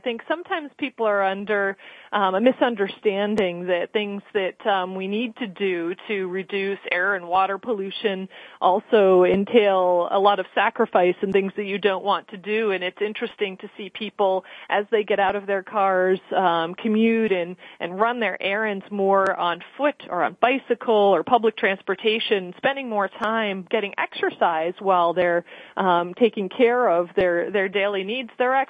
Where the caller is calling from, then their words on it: Boston, Massachusetts, United States; I'm calling from the offices of Conservation Law Foundation in Boston in downtown Crossing neighborhood.